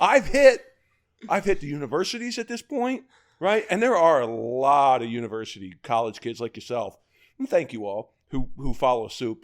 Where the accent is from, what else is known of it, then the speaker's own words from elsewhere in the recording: Baltimore, Maryland, United States; moved away; I'm from Baltimore, Kansas. Well, two one two two eight